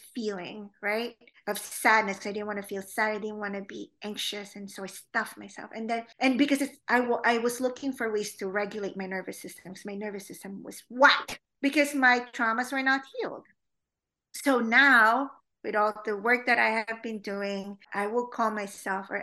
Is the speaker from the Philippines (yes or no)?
yes; Philippines; now in United States; growing up in the Philippines and growing up in an all-girls school